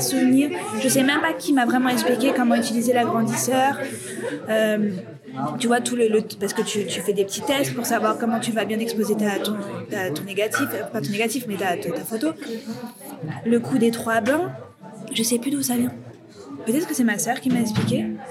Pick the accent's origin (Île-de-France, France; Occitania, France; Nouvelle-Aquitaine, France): Île-de-France, France; Aubervilliers; also born or lived in Paris; je sortais d'Aubervilliers, donc euh, ma ville natale